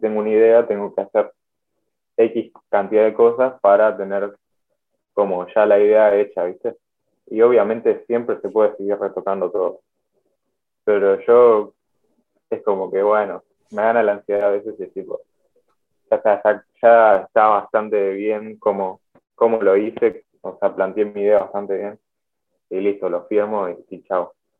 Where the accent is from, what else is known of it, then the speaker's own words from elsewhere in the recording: Buenos Aires, Argentina; soy de Buenos Aires